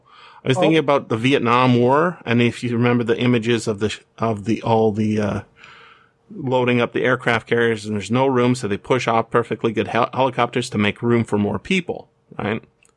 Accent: North Vancouver, British Columbia, Canada; born there; I was born in North Vancouver, right? Me, that land. There's a reserve right beside where I was born.

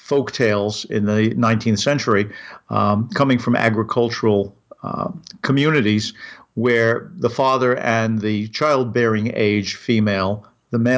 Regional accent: New York City, New York, United States; Growing up in Brooklyn, I knew a lot of things. I mean, growing up in New York

